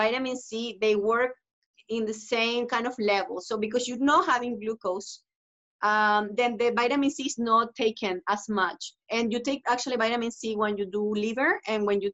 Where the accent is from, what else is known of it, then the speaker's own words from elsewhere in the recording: Venezuela; now in Toronto, Canada; I'm from Venezuela